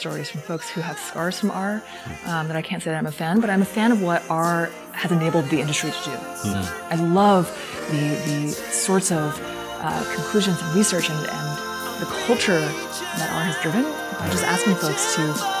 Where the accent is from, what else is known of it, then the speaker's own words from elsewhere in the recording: California, United States; I'm from Silicon Valley.